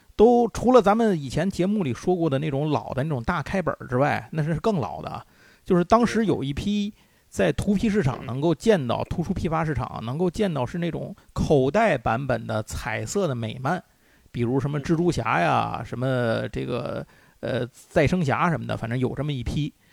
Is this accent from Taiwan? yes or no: no; China; 我们中国人